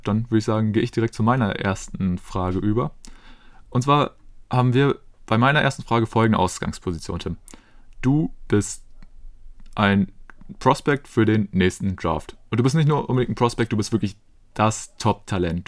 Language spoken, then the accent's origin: German; Germany; als Deutscher